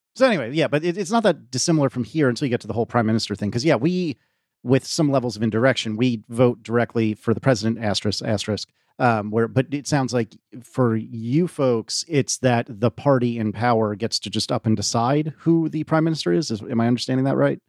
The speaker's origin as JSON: {"language": "English", "country": "United States", "said": "as an American"}